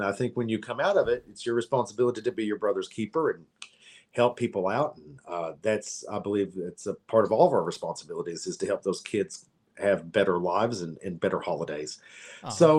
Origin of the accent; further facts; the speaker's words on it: Kentucky, United States; moved away; because I'm … from Kentucky.